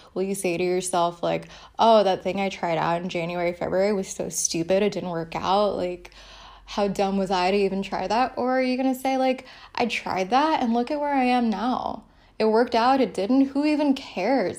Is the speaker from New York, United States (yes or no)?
yes; New York City, New York, United States; I'm from the Bronx